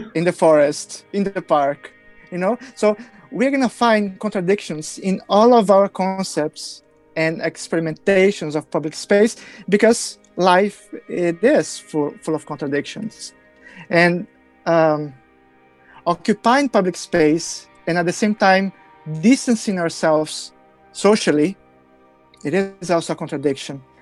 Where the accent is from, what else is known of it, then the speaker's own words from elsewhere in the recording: Brazil; I come from Brazil